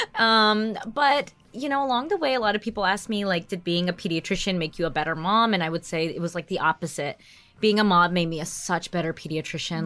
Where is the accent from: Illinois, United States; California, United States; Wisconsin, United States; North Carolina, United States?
North Carolina, United States; also born or lived in New York / Washington, D.C.; now in New Jersey, United States; I was born in New York, and then I moved when I was very young to North Carolina, and I was raised there